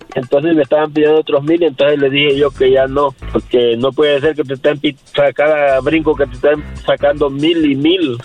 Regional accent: El Salvador; yo soy salvadoreño.

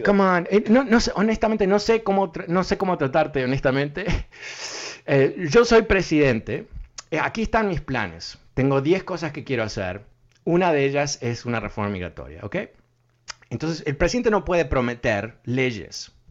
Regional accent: Uruguay; yo soy uruguayo

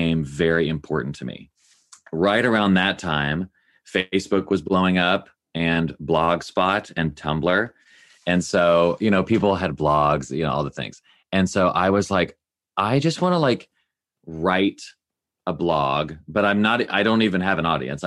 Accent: Nashville, Tennessee, United States; I grew up in Nashville, Tennessee

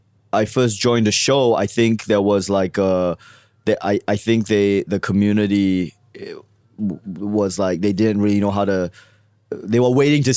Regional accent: Australia; now in United States; Yeah, I moved here from Australia.

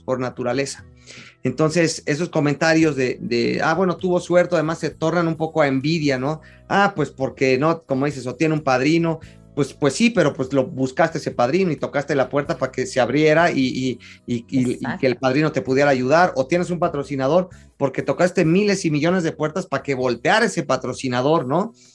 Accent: Mexico; soy, sí, soy mexicano

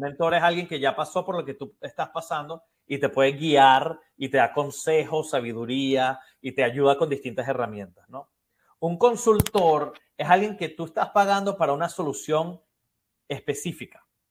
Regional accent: Venezuela; moved away as an adult; now in Miami, United States; soy originalmente de Venezuela también

